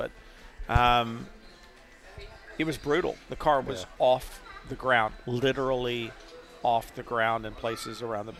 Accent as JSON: {"language": "English", "region": "Texas", "country": "United States", "said": "I am a Texan, and I actually once drove the number 14."}